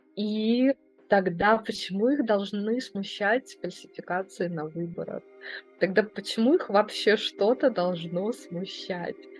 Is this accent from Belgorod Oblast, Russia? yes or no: yes; Belgorod, Belgorod Oblast, Russia; moved away as an adult; also born or lived in Saint Petersburg; я родилась и выросла в Белгороде